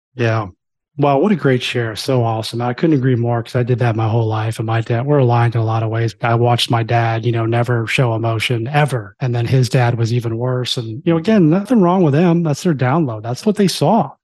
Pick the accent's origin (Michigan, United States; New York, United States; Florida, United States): Florida, United States; I grew up in Florida, too